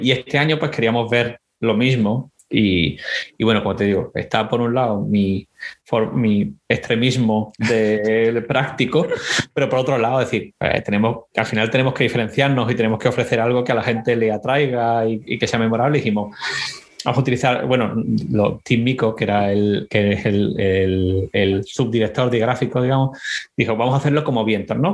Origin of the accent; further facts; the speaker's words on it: Spain; moved away as an adult; also born or lived in Boston, United States; now in United States; la de España, donde, eh, de donde yo vengo